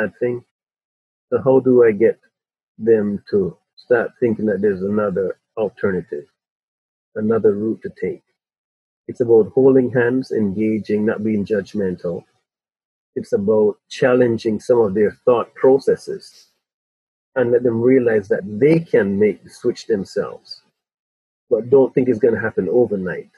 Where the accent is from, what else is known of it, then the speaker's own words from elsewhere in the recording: Spanish Town, Jamaica; also born or lived in England; now in Toronto, Canada; When I grew up in Spanish Town in Jamaica, I had 10 mothers and 10 fathers